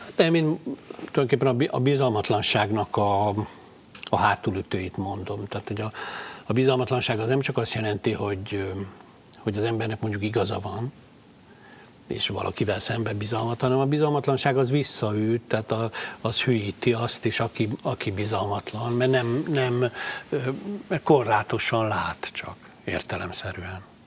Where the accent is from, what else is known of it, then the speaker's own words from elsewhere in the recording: Palócföld, Hungary; kilettünk zavarva vidékre, tehát én egy rendes vidéki palóc gyerek vagyok, egészséges vidéki gyerek